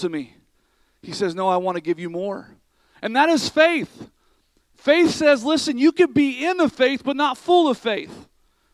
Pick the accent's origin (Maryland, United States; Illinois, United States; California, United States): California, United States; near Sacramento; also born or lived in Vacaville, California; past Sacramento from where my hometown was